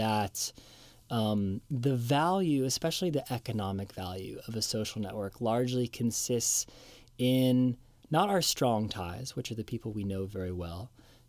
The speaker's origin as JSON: {"language": "English", "town": "Seattle", "region": "Washington", "country": "United States", "tie": "born or raised there", "said": "my hometown of Seattle"}